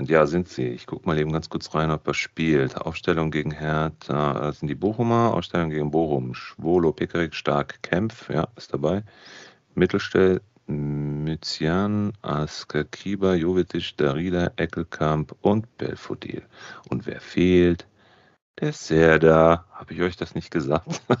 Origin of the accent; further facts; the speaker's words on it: Italy; Ich genau. bin Italiener, aber äh, macht nichts.